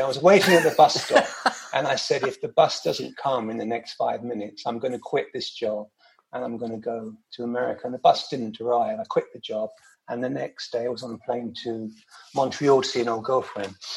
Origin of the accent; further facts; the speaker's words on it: London, United Kingdom; moved away as an adult; that was a great time to be growing up in London